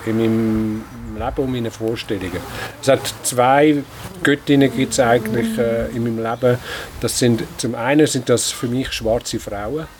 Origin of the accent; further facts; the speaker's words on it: Wädenswil, Zurich, Switzerland; Ich bin in Wetterschwil aufgewachsen